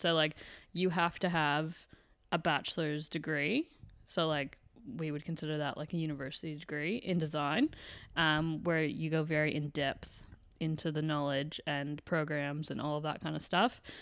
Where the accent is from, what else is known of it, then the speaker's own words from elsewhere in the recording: Canada; now in Australia; I'm from Canada